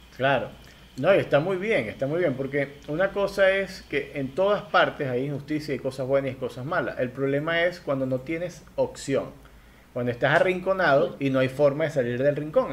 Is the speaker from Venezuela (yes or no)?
yes; Venezuela